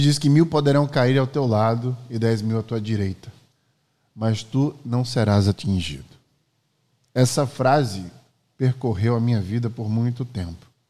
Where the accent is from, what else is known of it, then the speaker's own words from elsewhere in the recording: Maceió, Alagoas, Brazil; Eu nasci em 1986 em Maceió, Alagoas